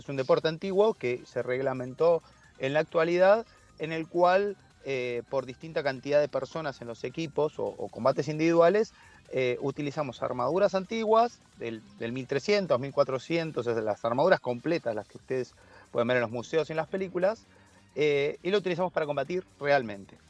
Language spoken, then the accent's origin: Spanish; Argentina; acá en Argentina